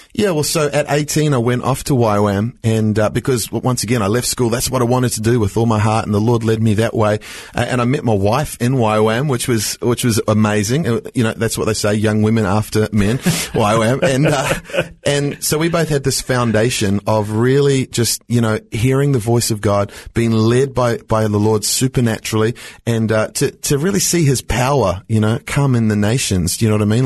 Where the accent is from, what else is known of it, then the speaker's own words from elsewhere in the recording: New Zealand; now in Australia; I grew up in New Zealand